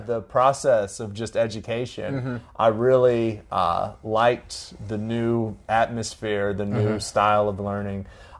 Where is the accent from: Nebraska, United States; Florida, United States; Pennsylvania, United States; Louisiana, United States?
Florida, United States; Tallahassee; moved away as an adult; also born or lived in Auburn, Alabama; now in Clemson, United States; I grew up in Tallahassee